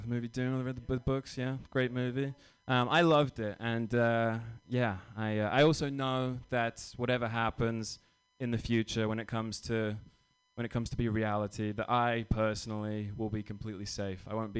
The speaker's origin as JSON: {"language": "English", "region": "England", "country": "United Kingdom", "lives_now": "United States", "said": "But no, I'm from England. You know, it's fun being British in America."}